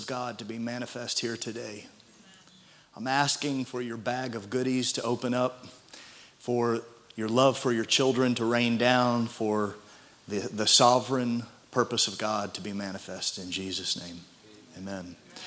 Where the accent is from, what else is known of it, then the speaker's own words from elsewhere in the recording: Midwest, United States; as a Midwesterner